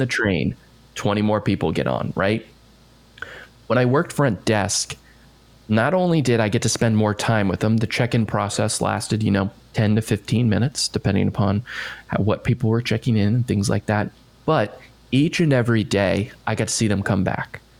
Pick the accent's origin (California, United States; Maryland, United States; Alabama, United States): Maryland, United States; Bethesda; moved away; I'm from just outside D.C. in oh, okay. Bethesda, Maryland